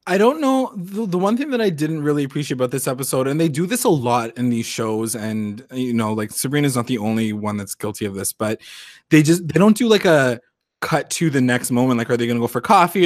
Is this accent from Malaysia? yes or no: no; Canada; we're so Canadian